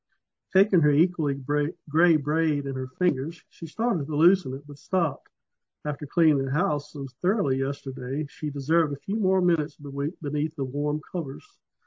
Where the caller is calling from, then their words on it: Clarksville, Virginia, United States; Southern Virginia, a little town called Clarksville.